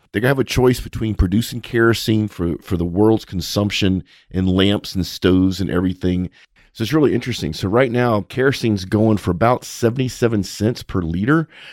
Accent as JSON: {"language": "English", "region": "South Louisiana", "country": "United States", "said": "We're both from South Louisiana"}